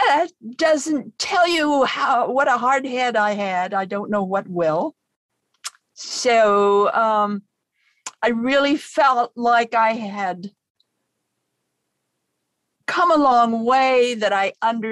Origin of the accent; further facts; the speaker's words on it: Idaho, United States; I come from Idaho